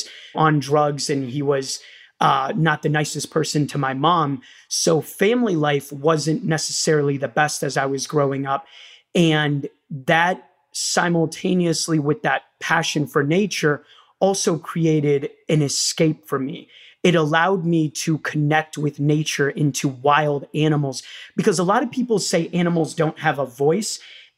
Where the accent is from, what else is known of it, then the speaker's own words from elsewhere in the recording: Rio de Janeiro, Brazil; now in United States; I was born in Rio de Janeiro, Brazil